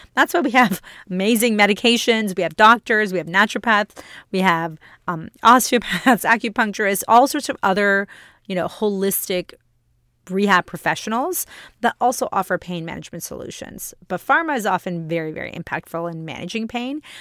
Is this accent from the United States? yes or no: no; India; now in Canada; I'm an Indian woman, I'm an immigrant